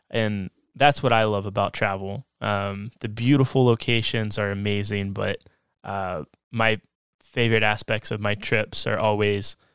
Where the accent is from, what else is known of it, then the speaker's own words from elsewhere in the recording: United States; as an American